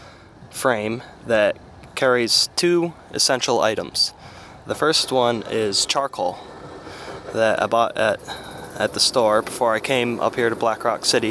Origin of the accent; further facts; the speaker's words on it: Meadville, Pennsylvania, United States; my hometown, a small town in Meadville, Pennsylvania.